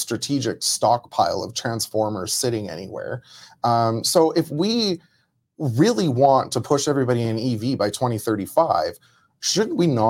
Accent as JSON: {"language": "English", "town": "Medicine Hat", "region": "Alberta", "country": "Canada", "tie": "born or raised there", "said": "I grew up in Medicine Hat."}